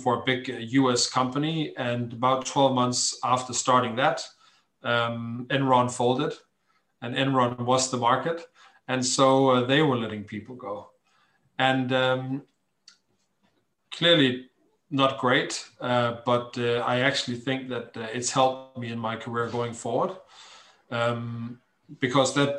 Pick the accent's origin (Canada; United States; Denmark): Denmark; moved away as an adult; I'm Danish. I grew up on the Danish West Coast in a hamlet.